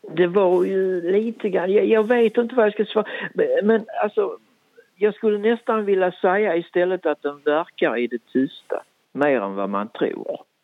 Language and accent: Swedish; Skåne, Sweden; accent: Österlen bygdemål / Skånska; Jag kan prata både bygdemål och skånska